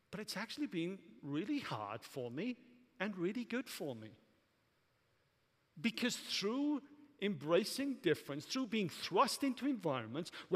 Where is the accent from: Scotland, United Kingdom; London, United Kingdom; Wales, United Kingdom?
Wales, United Kingdom; Welsh; moved away as an adult; now in United States; I'm Welsh